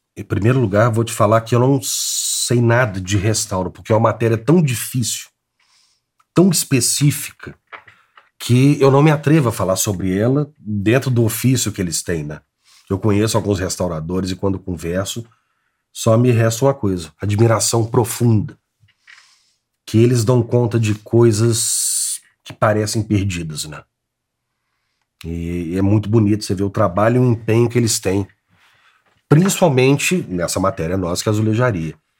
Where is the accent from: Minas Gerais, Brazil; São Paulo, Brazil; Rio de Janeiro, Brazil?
Minas Gerais, Brazil; Belo Horizonte; Eu nasci em Belo Horizonte, nascido e criado em Belo Horizonte.